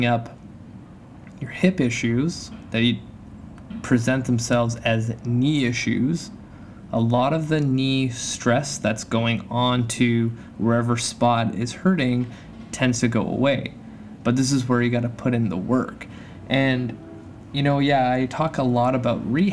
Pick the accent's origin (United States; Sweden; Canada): Canada; moved away; my home country, Canada